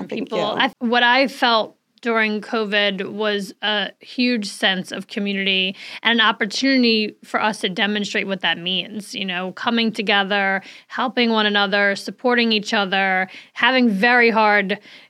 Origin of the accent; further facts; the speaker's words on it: Saratoga Springs, New York, United States; We're like, we're from, you know, upstate New York. Oh, where exactly? Well, right outside of Albany, Saratoga Springs.